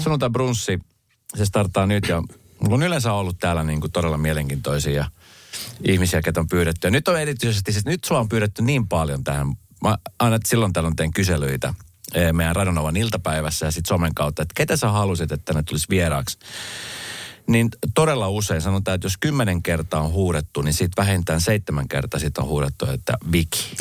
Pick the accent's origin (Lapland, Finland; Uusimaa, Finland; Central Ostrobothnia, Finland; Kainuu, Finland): Uusimaa, Finland; Espoo; mä oon niin mun nuoruuteni viettänyt Espoossa